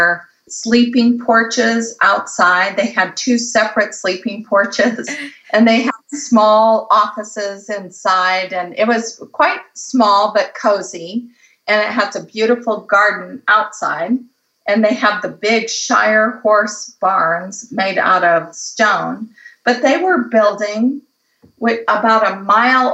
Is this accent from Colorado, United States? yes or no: yes; Colorado, United States; now in California, United States; I grew up in Colorado